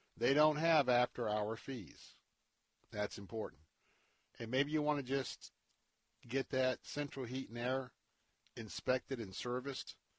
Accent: Tampa, Florida, United States; I was born and raised here in Tampa

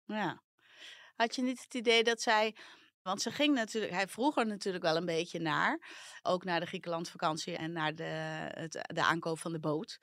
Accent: Netherlands; also born or lived in Amsterdam

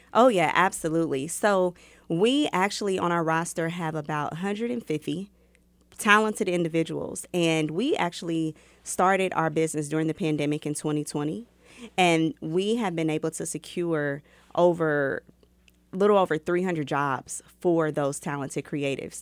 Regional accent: Kansas City, Missouri, United States; also born or lived in Chicago; I grew up right here in Kansas City, Missouri

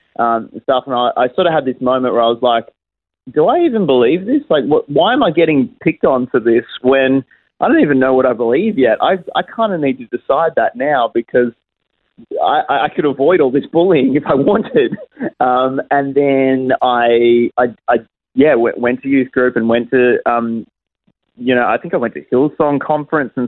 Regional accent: Geelong, Victoria, Australia; moved away as an adult; now in Adelaide, Australia; So I was raised and born in Geelong and lived there for the first sort of, 20-odd years of my life

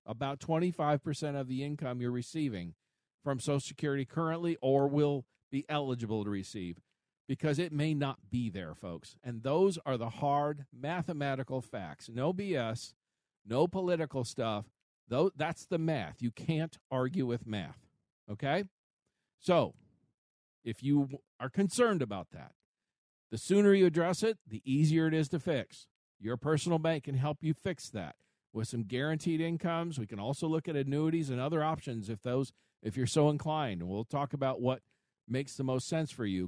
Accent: United States; we as an American people

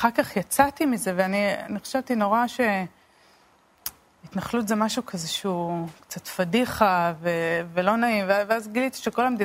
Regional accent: Beit El, West Bank, Palestine; אמ, גדלתי בהתנחלות הדתית בית אל. אה, למדתי באולפנת עופרה לבנות.

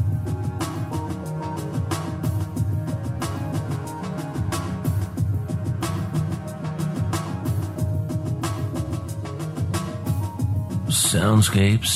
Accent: New Orleans, Louisiana, United States; now in Mojave Desert, United States; I grew up in the hurricane zone, New Orleans, Louisiana

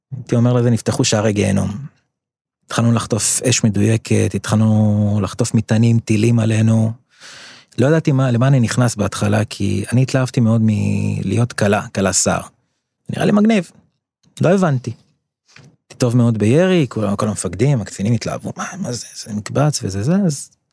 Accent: Or Akiva, Haifa District, Israel; אור עקיבא נחשבה למקום קשוח שאני גדלתי בו, בשנות ה-80.

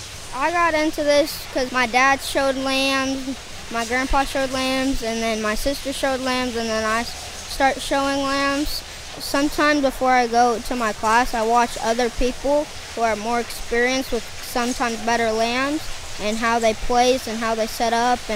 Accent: Perkins, Oklahoma, United States; I'm from Perkins, Oklahoma. I'm 10 years old

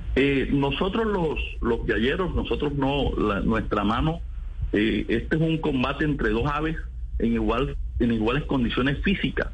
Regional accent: Sabanalarga, Atlántico, Colombia; Yo soy de Sabana Larga Atlántico, okay. de Barranquilla

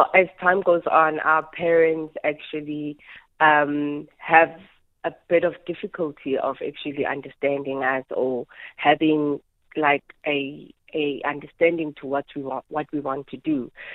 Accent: Soweto, Gauteng, South Africa; also born or lived in Midvaal; I was born and raised in Soweto

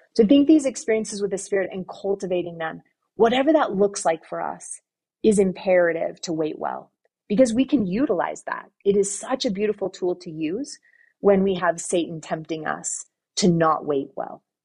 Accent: Southern California, United States; moved away; I grew up in Southern California

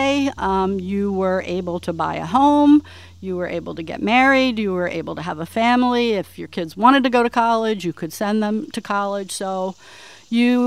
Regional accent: Dundalk, Maryland, United States; When I was growing up in Dundalk, the absolute worst thing you could say about a man is he doesn't like to work

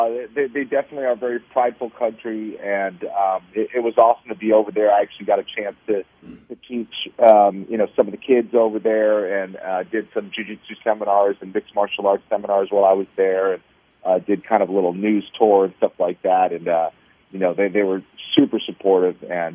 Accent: Boston, Massachusetts, United States; born there; also born or lived in Los Angeles; Actually, I was born in Boston.

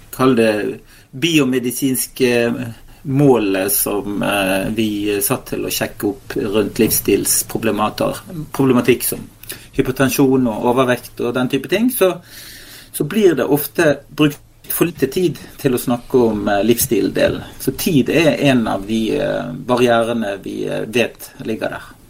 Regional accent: Western Norway, Norway; som vestlending

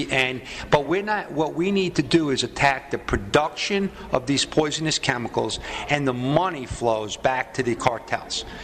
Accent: New York, United States; as a New Yorker

